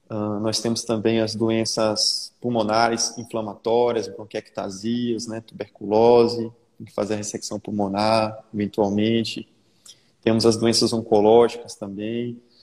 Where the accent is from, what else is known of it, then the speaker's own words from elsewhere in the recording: Salvador, Bahia, Brazil; eu sou soteropolitano, né? Então, nascido e criado aqui em Salvador.